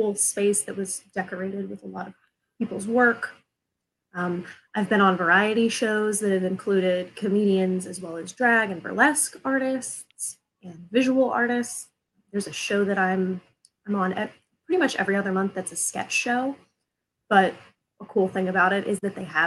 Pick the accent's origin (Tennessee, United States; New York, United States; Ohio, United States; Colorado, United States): Ohio, United States; Southeast; moved away as an adult; also born or lived in Chicago; now in Columbus, United States; I am originally from Southeast Ohio, so like the Appalachian part of Ohio.